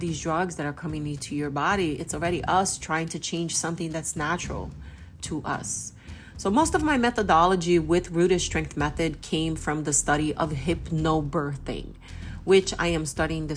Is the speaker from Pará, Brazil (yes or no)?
yes; Belém, Pará, Brazil; moved away; also born or lived in United States; I am Brazilian American. I grew up part of my life in Brazil, and I'm from Belém do Pará, which is right next to the Amazon.